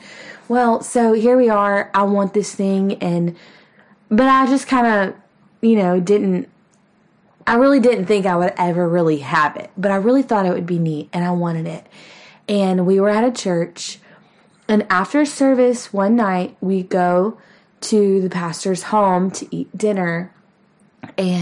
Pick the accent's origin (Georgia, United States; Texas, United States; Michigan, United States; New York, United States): Texas, United States; We are from Texas, but my husband is by no means a cowboy